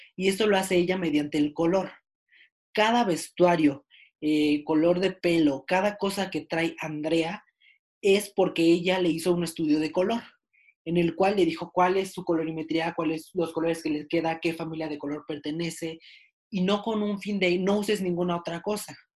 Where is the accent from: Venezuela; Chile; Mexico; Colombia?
Mexico; yo que soy mexicano